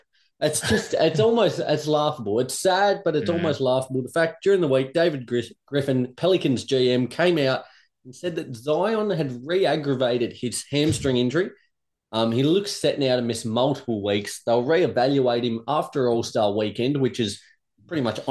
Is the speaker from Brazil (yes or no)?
no; Australia; Now, I'm Australian. I bleed the Australian colours here. I love Australia.